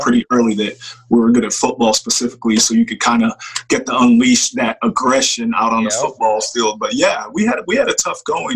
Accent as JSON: {"language": "English", "town": "Papillion", "region": "Nebraska", "country": "United States", "tie": "born or raised there", "also_born_or_lived": "Chicago, Illinois / Nigeria / Elkhorn, Nebraska", "said": "grew up in Papillion, got to Papillion in about fourth grade"}